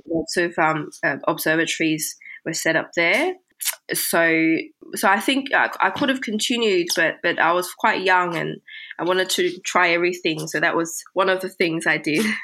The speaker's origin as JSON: {"language": "English", "town": "Sydney", "region": "New South Wales", "country": "Australia", "tie": "born or raised there", "also_born_or_lived": "Beijing, China / London, United Kingdom", "second_language": "English", "said": "moving from Beijing to Sydney, uh, which is where I spent the rest of my time during my childhood"}